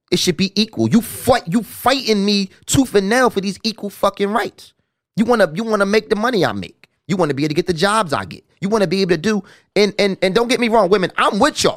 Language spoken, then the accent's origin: English; Philadelphia, Pennsylvania, United States; I'm from North Philly